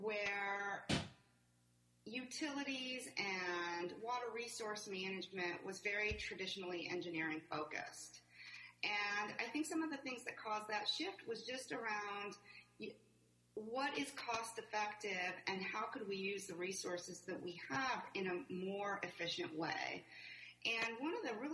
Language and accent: English; Montreal, Quebec, Canada; moved away as an adult; also born or lived in New Mexico; I grew up in Montreal